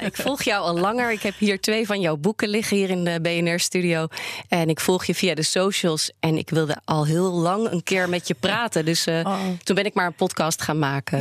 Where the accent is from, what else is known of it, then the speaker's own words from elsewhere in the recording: Netherlands; also born or lived in England; Geboren in Engeland, vertel ik dan. Engelse vader, Nederlandse moeder. Grotendeels in Nederland opgegroeid.